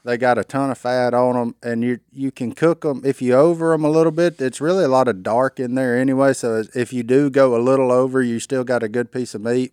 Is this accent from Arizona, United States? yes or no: no; Louisiana, United States; I'm a redneck from Louisiana